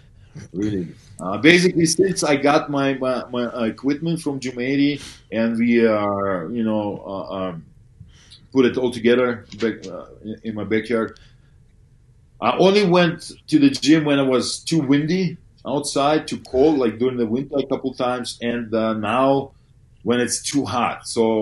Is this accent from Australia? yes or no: no; Canada; You asked me about NFL as a Canadian.